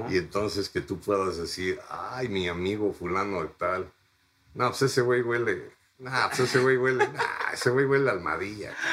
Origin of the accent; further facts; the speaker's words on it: Fairfax, Virginia, United States; Yo de niño en un bosque en Fairfax, Virginia, viví con mi madre que tenía amnesia